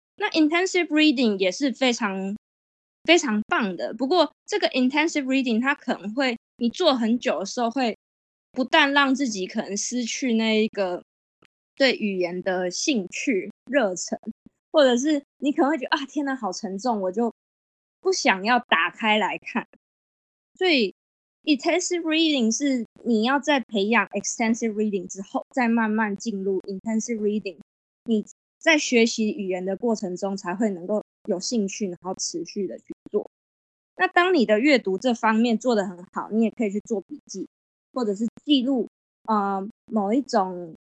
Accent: Taiwan; 我们台湾人的优势

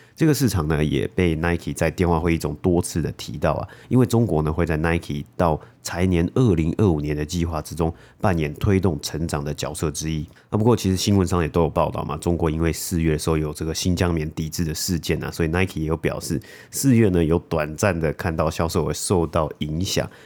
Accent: Taiwan; moved away; 小时候在台湾的时候

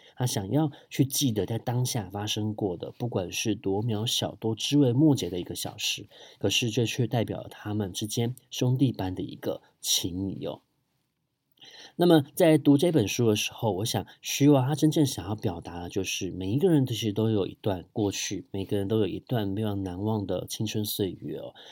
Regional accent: Taipei, Taiwan; 我从小就生活在很多庙宇的 环境里面哦，呃，从大同区出生的

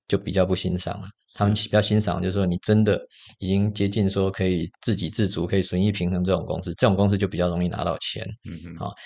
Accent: Taiwan; 我们台湾人很喜欢创业啊

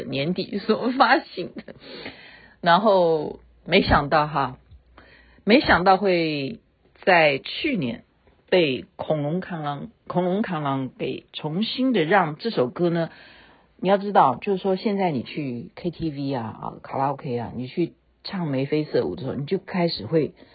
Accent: Taiwan; 我们台湾话

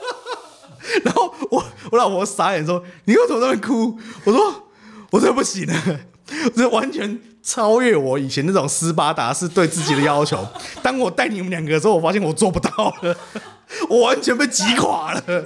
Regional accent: Taiwan; 我们台湾人

